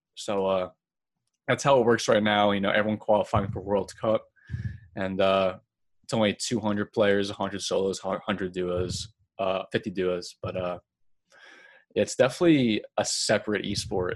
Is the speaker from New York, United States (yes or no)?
yes; Long Island, New York, United States; I'm from Long Island, New York